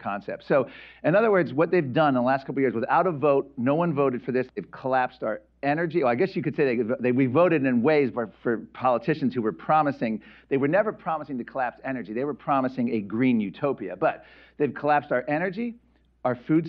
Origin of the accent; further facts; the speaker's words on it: Virginia, United States; my home state of Virginia